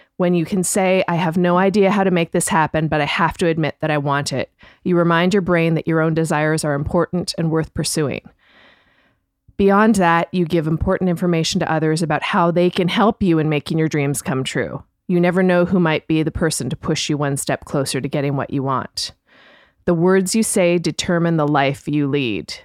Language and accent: English; Canada; I'm Canadian, but, um, like, very British, like, um, upbringing